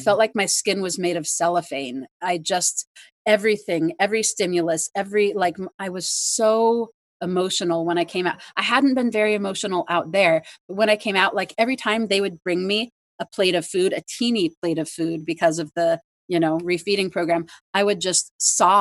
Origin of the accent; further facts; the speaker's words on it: near Paradise, California, United States; my hometown, Paradise, California